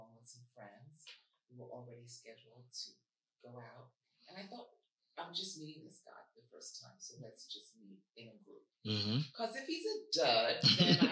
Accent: New York City, New York, United States; now in California, United States; I grew up on Shaolin

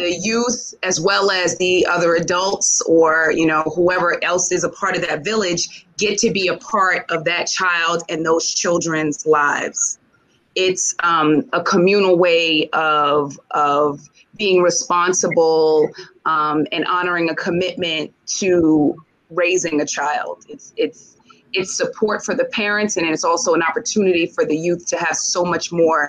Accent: New York City, New York, United States; I grew up in Jamaica, Queens

